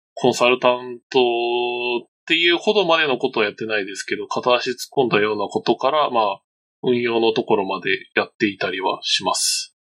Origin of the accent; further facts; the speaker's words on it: Hokkaido, Japan; その北海道出身なんですよね